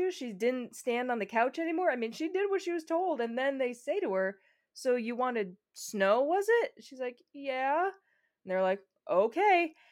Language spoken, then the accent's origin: English; Chicago, Illinois, United States; Speaking as someone from Chicago, I'm sure you from Minneapolis, we know snow.